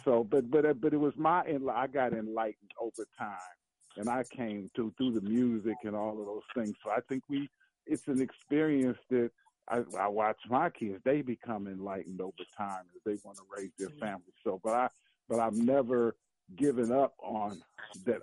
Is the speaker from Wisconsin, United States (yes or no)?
yes; Milwaukee, Wisconsin, United States; I grew up in Milwaukee